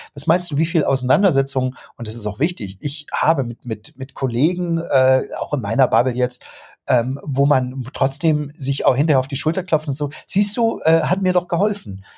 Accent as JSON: {"language": "German", "country": "Germany", "said": "bei uns in Deutschland"}